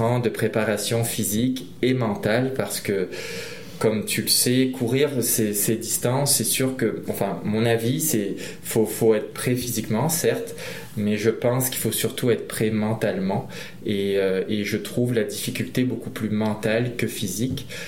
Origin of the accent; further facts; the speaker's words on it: Réunion; je suis originaire de l'île de la Réunion, une petite île française dans l'océan Indien